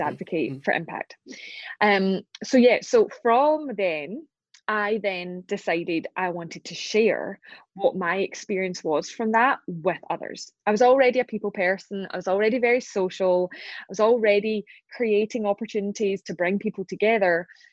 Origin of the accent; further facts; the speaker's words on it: Glasgow, Scotland, United Kingdom; accent: Scottish; right now I'm in Glasgow in Scotland. That's my hometown. It's where I'm from